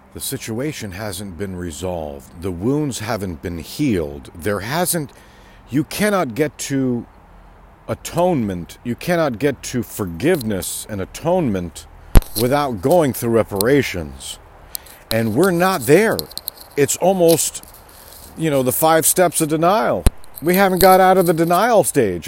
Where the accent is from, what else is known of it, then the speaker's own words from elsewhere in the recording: California, United States; I come from California and the West Coast